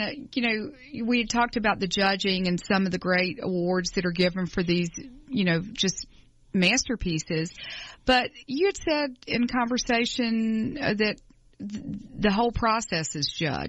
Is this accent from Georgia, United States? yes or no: yes; Atlanta, Georgia, United States; we're from Atlanta, and this show's broadcast in Atlanta